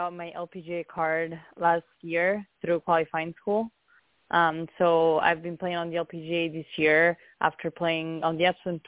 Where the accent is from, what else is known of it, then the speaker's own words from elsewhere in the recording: Siena, Tuscany, Italy; English is a second language; moved away as an adult; also born or lived in Arizona; I'm from Italy, from Siena, in Tuscany